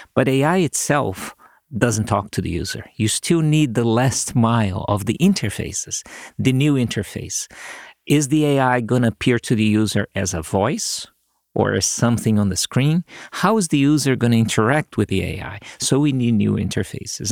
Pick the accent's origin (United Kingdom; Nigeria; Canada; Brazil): Brazil; moved away as an adult; now in United States; I went back to my home country. I created a signal processing group at the school there, which was, uh, I was lucky to get fair amounts of funding, so we did lots of cool things. And then one day, some of my colleagues in a company here in the U S call me back in Brazil